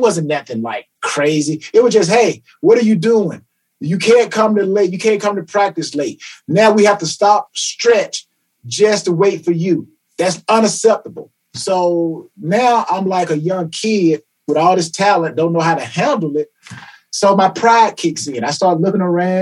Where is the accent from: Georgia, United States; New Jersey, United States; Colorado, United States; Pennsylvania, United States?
Georgia, United States; Atlanta; I am from Atlanta, Georgia, reside in Atlanta, Georgia presently